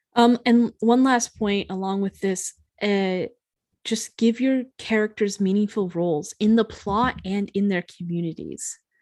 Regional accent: United States; as an American

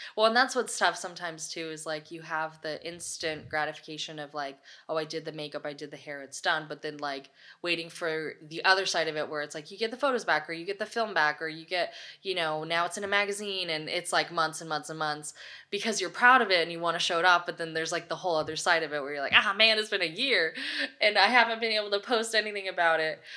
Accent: Los Osos, California, United States; moved away as an adult; also born or lived in Los Angeles; I grew up in Los Osos, California, with, like, ten thousand people

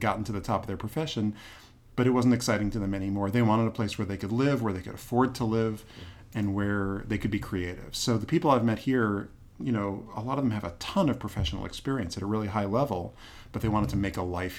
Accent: Boston, Massachusetts, United States; also born or lived in Washington, D.C.; now in Durham, United States; I grew up in Boston.

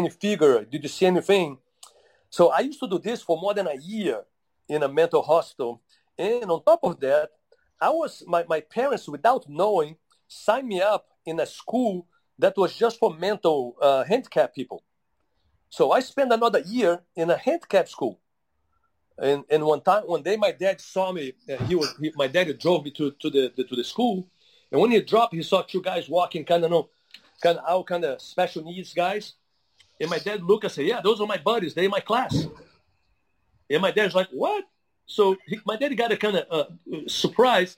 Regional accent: Brazil; moved away; also born or lived in Utah; growing up in Brazil

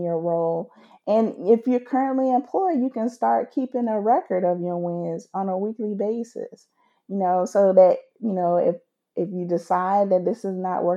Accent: United States; being an American, living in the great old USA

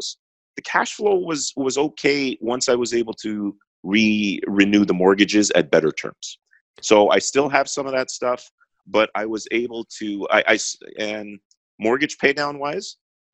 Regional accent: Toronto, Ontario, Canada; I'm from Toronto, Canada

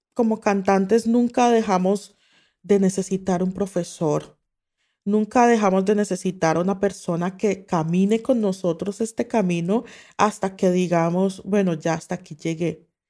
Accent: Colombia; moved away

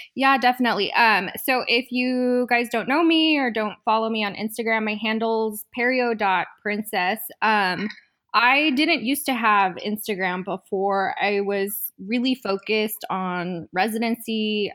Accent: southern New Mexico, United States; also born or lived in Southern California; I'm originally from New Mexico. It's a super small town in southern New Mexico, really close to Texas.

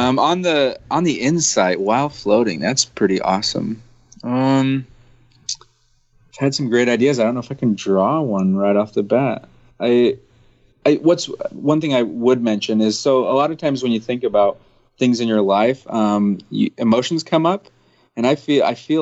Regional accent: United States; I'm typical American

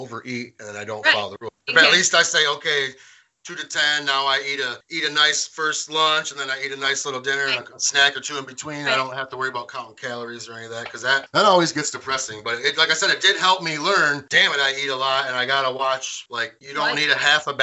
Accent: Carlton, United States; now in Hemlock, United States; I'm from Carlton, and now I live in Hemlock

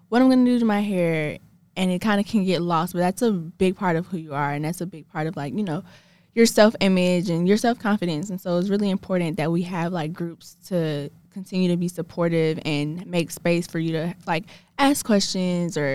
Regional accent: Atlanta, Georgia, United States; I'm from Atlanta

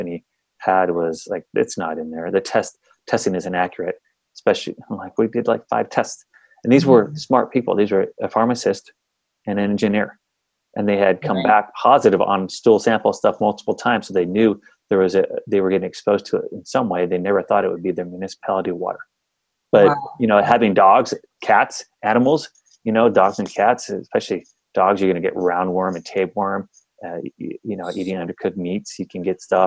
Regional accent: California, United States; moved away; I'm from California. I grew up down there. And I definitely do not live there anymore

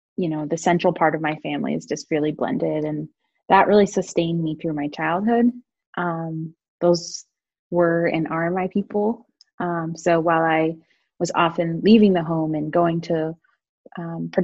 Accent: Hudson, New Hampshire, United States; moved away as an adult; also born or lived in Boston; now in Vermont, United States; I was born in Hudson, New Hampshire, a relatively small town about an hour north of Boston. And I lived there with my family until I turned 18.

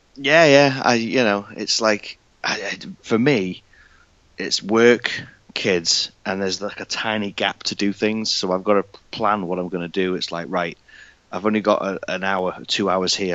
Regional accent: United Kingdom; I'm from the UK. You can tell by my accent.

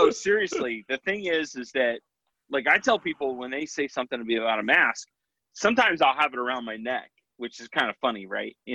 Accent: Scotland, United Kingdom; I've got Celtic, you know, I'm Scottish.

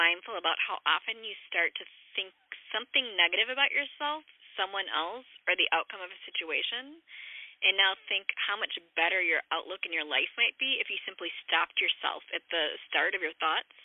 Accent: Chicago, Illinois, United States; I'm from Chicago

